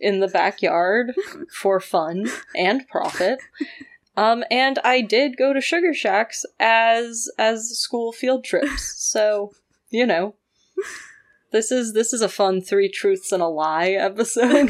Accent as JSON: {"language": "English", "country": "Canada", "tie": "born or raised there", "said": "I grew up in Canada"}